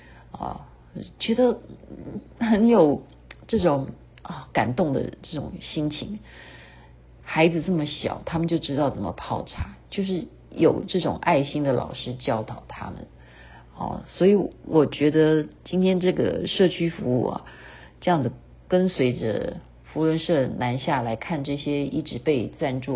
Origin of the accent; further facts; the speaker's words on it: Taiwan; 可是觉得我们台湾人还是有这种韧性的啊，就是我们是真的是能够忍耐